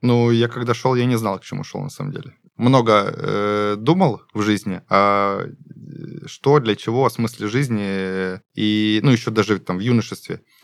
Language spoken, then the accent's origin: Russian; Gulkevichi District, Krasnodar Krai, Russia; also born or lived in Stavropol; now in Krasnodar, Russia; Я из Гулькевичского района